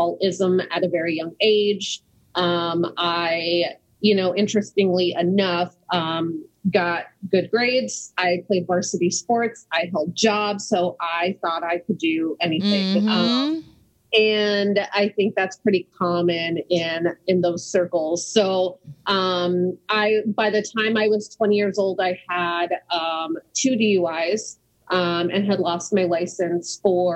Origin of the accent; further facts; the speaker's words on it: Scottsdale, Arizona, United States; also born or lived in New Mexico; I'm originally from the Southwest, born in New Mexico, moved to Arizona at a very young age. And, if we start way back, we moved to Scottsdale, Arizona